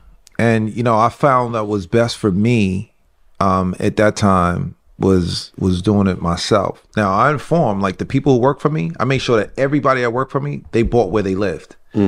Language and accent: English; White Plains, New York, United States; we grew up here in White Plains in a 5-family house.